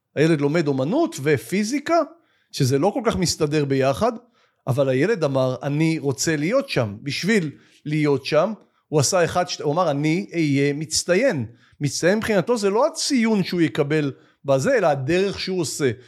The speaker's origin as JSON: {"language": "Hebrew", "town": "Yagur", "region": "Haifa District", "country": "Israel", "tie": "born or raised there", "said": "הקיבוץ שבו גדלתי חוגג 100"}